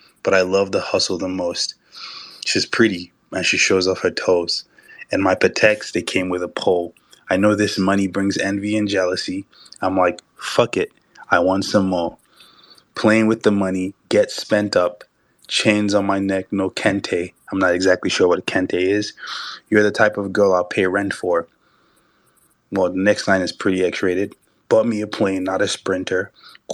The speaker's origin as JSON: {"language": "English", "country": "Nigeria", "said": "I'm Nigerian."}